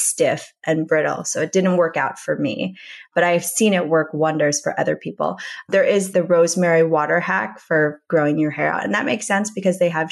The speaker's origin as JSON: {"language": "English", "region": "Minnesota", "country": "United States", "tie": "born or raised there", "also_born_or_lived": "New York City", "moved": "as an adult", "lives_now": "Los Angeles, United States", "said": "I grew up in Minnesota"}